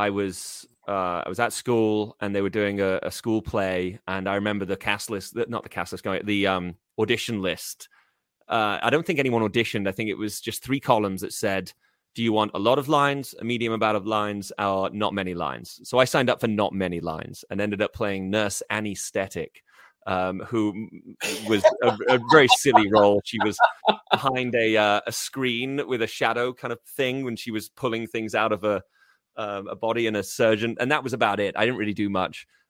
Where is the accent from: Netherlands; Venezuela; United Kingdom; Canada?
United Kingdom; Liverpool, North West England; moved away as an adult; now in United States; I grew up in Liverpool